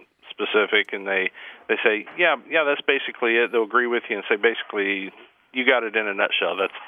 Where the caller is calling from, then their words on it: Anderson, Indiana, United States; I'm calling from Anderson, Indiana.